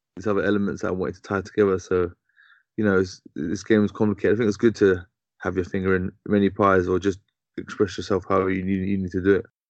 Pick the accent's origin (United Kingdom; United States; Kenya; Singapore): United Kingdom; London; I mainly grew up in uh, in, in Southwest London. Mm-hmm. Um, mm-hmm. I was born in Tooting.